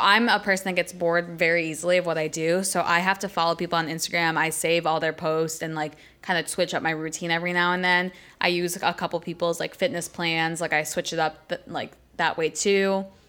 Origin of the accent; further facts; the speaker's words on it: Buffalo, New York, United States; I'm from the seven one six